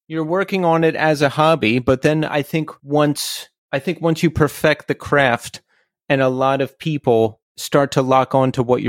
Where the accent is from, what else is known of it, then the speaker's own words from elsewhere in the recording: Philadelphia, Pennsylvania, United States; also born or lived in Brooklyn; now in New York City, United States; I'm actually from Philly.